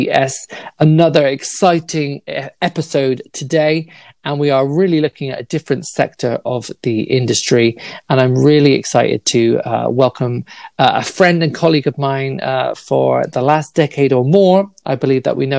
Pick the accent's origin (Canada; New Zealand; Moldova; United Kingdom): United Kingdom; me as a Brit